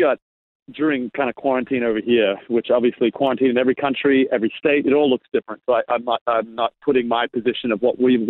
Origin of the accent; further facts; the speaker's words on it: Australia; moved away; Yeah. Well, at least you know I'm still an Australian.